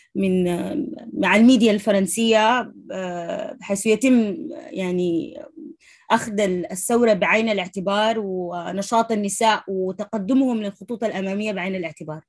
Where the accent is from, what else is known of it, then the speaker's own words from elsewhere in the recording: Sudan; moved away as an adult; أنا أول سودانية في ال، في ال، في الكلاس بتاع ال، القائد الشباب للأمم المتحدة